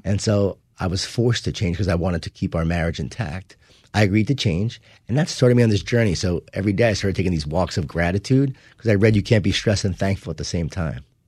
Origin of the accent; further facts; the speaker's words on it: Long Island, New York, United States; I grew up in Long Island, New York